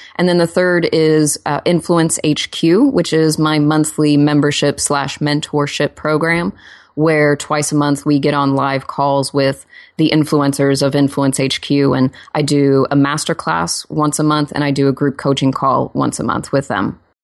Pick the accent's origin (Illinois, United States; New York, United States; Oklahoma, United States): Oklahoma, United States; now in Los Angeles, United States; I'm also from Oklahoma